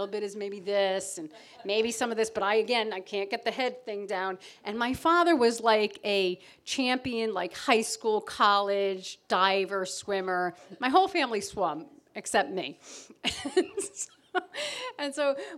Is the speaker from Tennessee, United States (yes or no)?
no; Connecticut, United States; moved away as an adult; now in Provincetown, United States; I grew up in Connecticut on Long Island Sound.